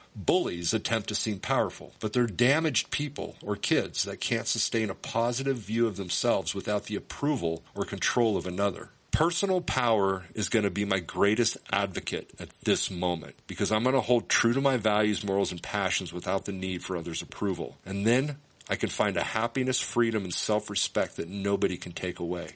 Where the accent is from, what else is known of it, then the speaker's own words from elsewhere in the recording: United States; I'm an American